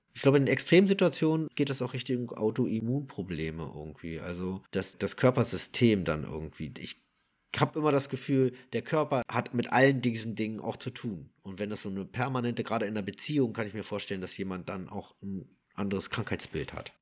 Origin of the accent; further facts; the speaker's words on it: Berlin, Germany; ursprünglich, äh, also ich komme ja aus Wilmersdorf